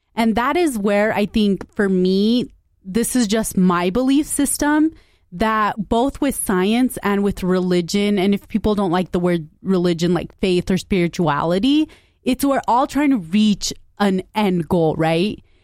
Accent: Utah, United States; I grew up in Utah.

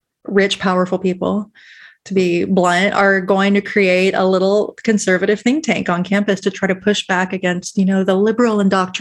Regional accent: Texas, United States; I can drag on Texas because I'm here, but y'all can't.

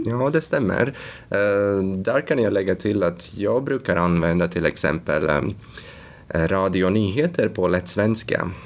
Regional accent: Latvia; Swedish is a second language; now in Sweden; Ursprungligen kommer jag från Lettland

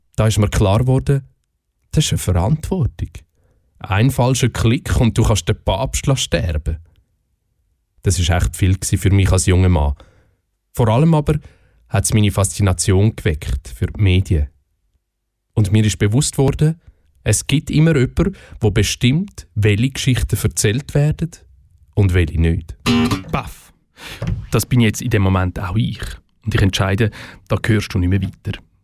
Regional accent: Switzerland; bei uns in der Schweiz

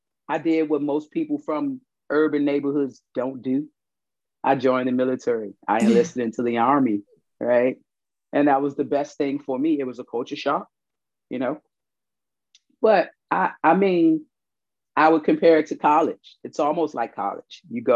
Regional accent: Washington, District of Columbia, United States; I grew up in Washington, D.C. I grew up in Southeast Washington, D.C.

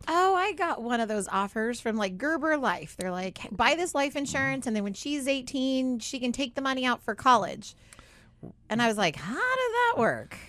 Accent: Southern California, United States; I grew up in Southern California

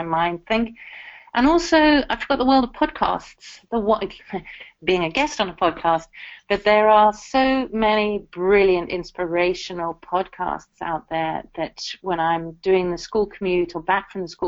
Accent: South Africa; born or raised there; now in United Kingdom

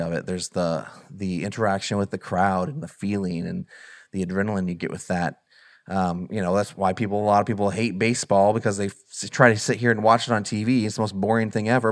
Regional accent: Southern Illinois, United States; growing up in Southern Illinois, where there's literally nothing

